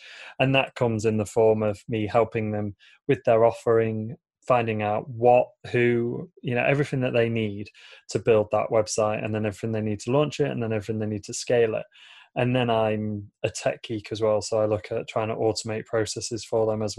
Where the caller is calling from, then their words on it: Lincoln, East Midlands, United Kingdom; So I'm tuning in from a city called Lincoln in the UK. It's probably about 2.5 hours drive north of London.